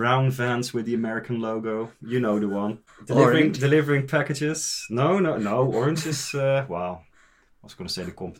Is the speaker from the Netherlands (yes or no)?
yes; Netherlands; moved away as an adult; also born or lived in England / Lake District, England; now in Oslo, Norway; I'm from the Netherlands. Before I came to Norway, I actually used to live in England for 8.5 years. So I have been away from the Netherlands for over 10 years already